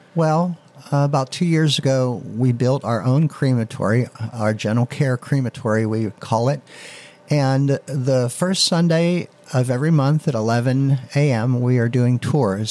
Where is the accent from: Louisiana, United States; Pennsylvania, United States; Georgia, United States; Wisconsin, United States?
Pennsylvania, United States; Leechburg; also born or lived in Beaver Falls; it was back in my hometown. I was working in uh, Beaver Falls at the time, and it was a way to get back in at to Leechburg